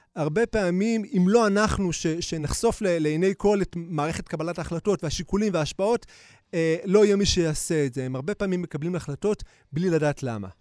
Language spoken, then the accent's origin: Hebrew; Bnei Brak, Tel Aviv District, Israel; גדלתי בבני ברק, עמוק עמוק בתוך uh, הקסבה של בני ברק